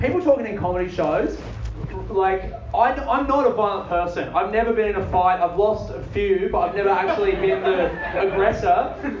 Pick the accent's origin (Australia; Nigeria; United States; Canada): Australia; Adelaide, South Australia; I'm from Adelaide, grew up in Adelaide. I'm actually half Colombian because my mum was backpacking around.